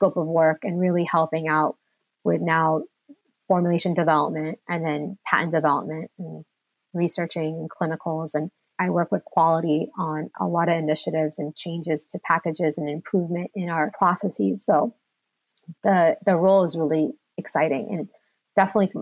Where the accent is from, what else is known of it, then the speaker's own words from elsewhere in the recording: United States; I'm first generation born and raised in America. I'm from Lebanon.